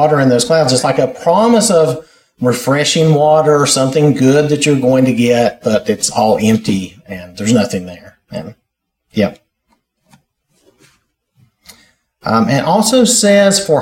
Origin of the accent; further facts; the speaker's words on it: North Carolina, United States; I'm from North Carolina